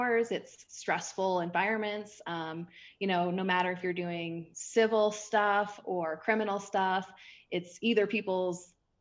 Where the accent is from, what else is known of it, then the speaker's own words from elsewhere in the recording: Maryland, United States; moved away as an adult; I'm actually from East Coast. I'm from Maryland.